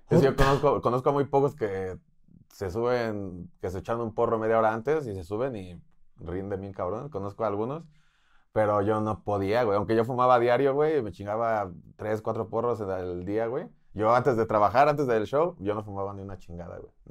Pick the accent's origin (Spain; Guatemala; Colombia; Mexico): Spain; y yo ah, español